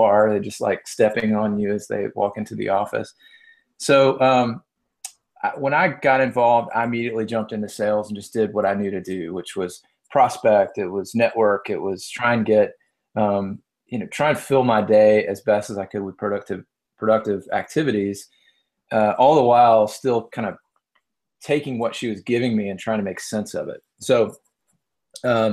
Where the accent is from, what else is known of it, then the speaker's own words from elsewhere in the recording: the South, United States; now in Atlanta, United States; You can tell I'm from the South